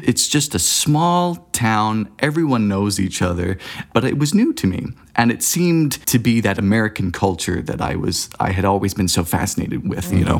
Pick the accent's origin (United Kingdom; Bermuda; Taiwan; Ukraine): Bermuda; moved away as an adult; now in United States; I was born and raised in Bermuda back in the, you know, the, the dark ages of the nineteen nineties.